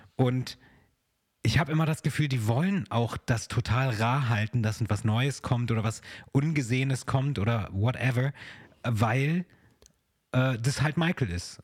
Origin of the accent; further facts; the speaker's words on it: Germany; bei uns in Deutschland